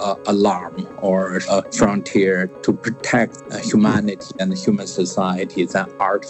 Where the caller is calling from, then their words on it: Cambridge, East of England, United Kingdom; English is a second language; I'm calling in from Cambridge in England. I was in Rome during this coronavirus situation around the middle of February.